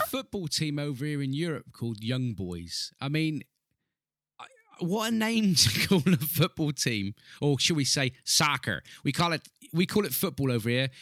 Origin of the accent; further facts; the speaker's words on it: Southwest UK, South West England, United Kingdom; I'm an English gentleman here in, in Southwest U K.